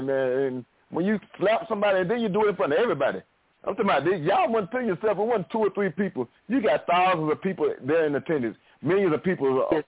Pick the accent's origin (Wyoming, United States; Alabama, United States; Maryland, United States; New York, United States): Alabama, United States; sticks. Oh, Alabama.